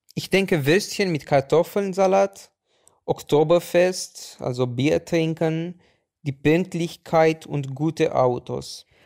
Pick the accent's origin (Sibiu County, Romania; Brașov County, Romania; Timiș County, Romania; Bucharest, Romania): Bucharest, Romania; German is a second language; Ich komme aus Bukarest, Rumänien.